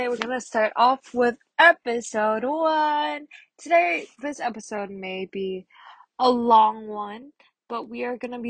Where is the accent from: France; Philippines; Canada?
Philippines; I'm Filipino